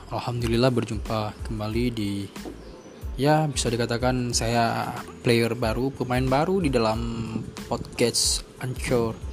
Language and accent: Indonesian; Banda Aceh, Aceh, Indonesia; saya aslinya dari Aceh yaitu kelahiran Banda Aceh.